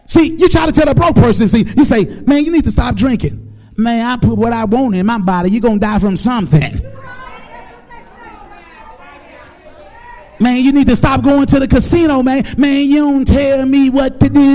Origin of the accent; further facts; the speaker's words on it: Memphis, Tennessee, United States; I grew up in Orange Mound